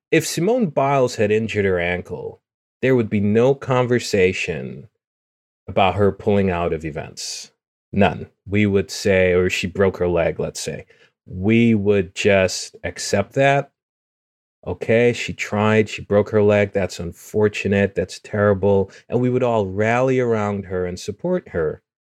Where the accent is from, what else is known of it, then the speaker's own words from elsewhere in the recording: Guyana; moved away; the rainforest and me growing up in it. So In Guyana, growing up